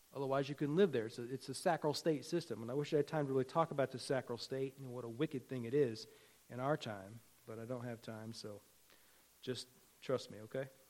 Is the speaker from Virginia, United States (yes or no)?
yes; Virginia, United States; When I was a kid growing up in Virginia